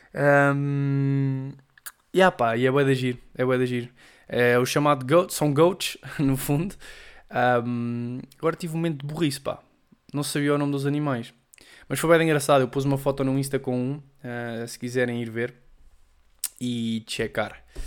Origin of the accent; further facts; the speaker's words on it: Portugal; first language Portuguese; moved away as an adult; now in Madrid, Spain; falar a minha língua mãe